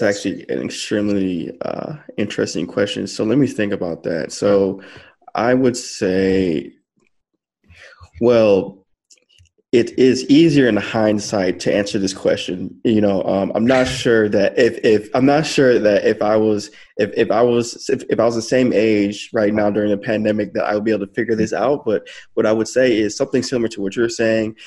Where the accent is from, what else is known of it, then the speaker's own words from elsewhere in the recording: Farmington Hills, Michigan, United States; moved away as an adult; also born or lived in Detroit, Michigan / California; I, was born in Detroit, but I was raised in Farmington Hills, um, so suburb suburb uh, in in uh, Michigan